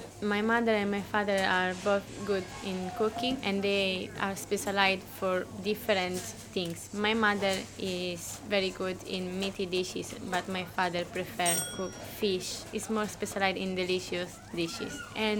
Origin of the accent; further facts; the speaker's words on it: Pomezia, Lazio, Italy; English is a second language; moved away as an adult; now in Edinburgh, United Kingdom; I'm from Rome. Actually, I'm from a little village in the province of Rome, which is called Pomezia.